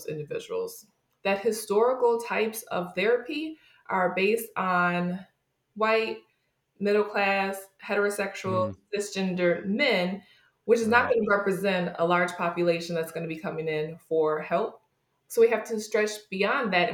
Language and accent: English; New York, United States; I was growing up in New York State, but my family is originally from West Virginia.